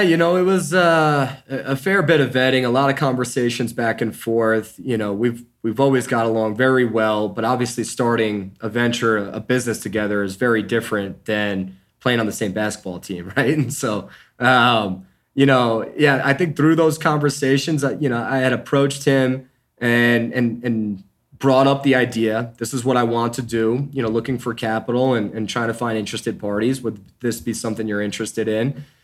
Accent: New York, United States; moved away as an adult; now in Denver, United States; I'm originally from New York. Um, grew up the youngest of six and graduated from Syracuse University

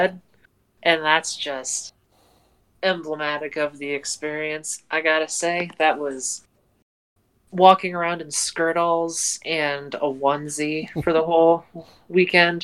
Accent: Indiana, United States; near where I grew up in Indiana

